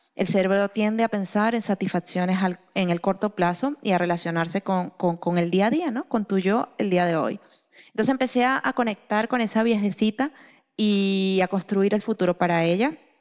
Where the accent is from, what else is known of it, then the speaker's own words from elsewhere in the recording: Venezuela; soy venezolana